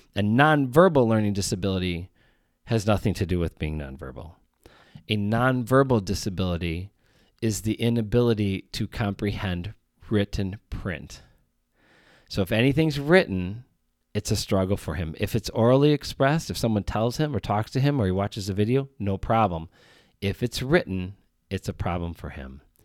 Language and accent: English; Chicago, Illinois, United States; I am from Chicago, Illinois.